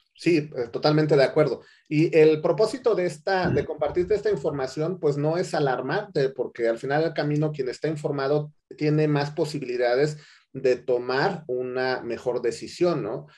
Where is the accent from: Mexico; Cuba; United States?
Mexico; nosotros como mexicanos